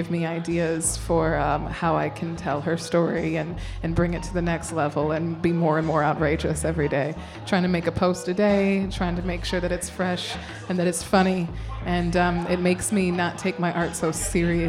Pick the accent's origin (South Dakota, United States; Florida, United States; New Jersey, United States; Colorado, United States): South Dakota, United States; Sioux Falls; moved away as an adult; also born or lived in Ohio; now in New York City, United States; I was born and raised in Sioux Falls, South Dakota